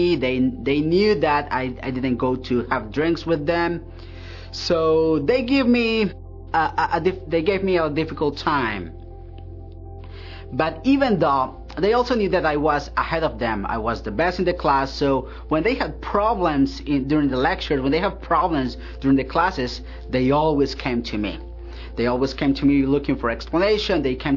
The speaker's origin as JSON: {"language": "English", "country": "Colombia", "moved": "as an adult", "lives_now": "Hillsboro, United States", "said": "I am originally from Colombia. I am here in Hillsboro because I got a job with Intel"}